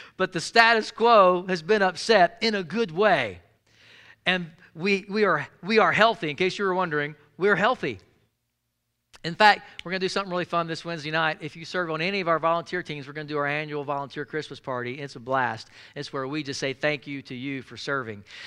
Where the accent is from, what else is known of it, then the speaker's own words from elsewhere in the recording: Jackson, Mississippi, United States; I grew up in South Jackson, Mississippi